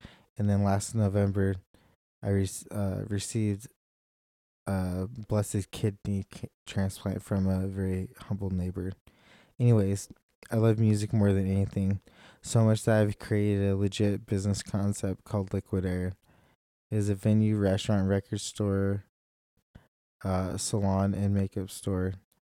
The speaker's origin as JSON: {"language": "English", "country": "India", "said": "I'm from India, and four others are all adopted, two each from the U.S. and Seoul, Korea."}